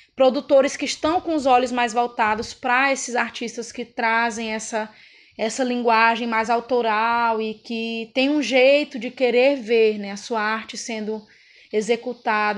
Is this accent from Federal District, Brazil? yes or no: no; Pará, Brazil